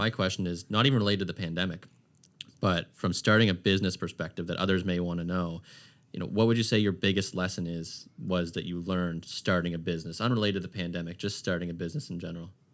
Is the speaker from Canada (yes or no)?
yes; Halifax, Nova Scotia, Canada; I grew up in Aaron Cove till I was about, I don't know, eleven or twelve.